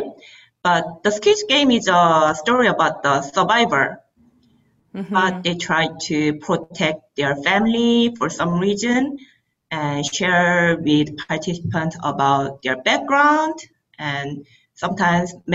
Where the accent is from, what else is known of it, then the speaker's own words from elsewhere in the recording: South Korea; moved away as an adult; now in Ottawa, Canada; I'm from Korea